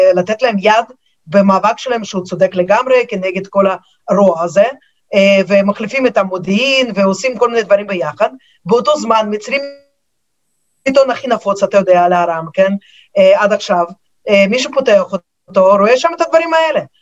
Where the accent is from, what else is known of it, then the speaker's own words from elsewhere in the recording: Moscow, Russia; now in Israel; אני עיתונאית אה, ממוסקבה, שם נולדתי, אני כמובן דוברת את השפה